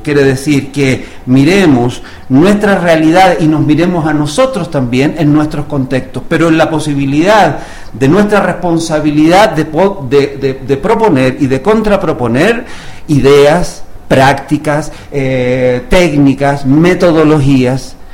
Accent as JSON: {"language": "Spanish", "country": "Chile", "tie": "born or raised there", "also_born_or_lived": "Cuba", "moved": "as an adult", "lives_now": "Mexico", "said": "yo soy chileno de nacimiento y eh, ya a los 20 años"}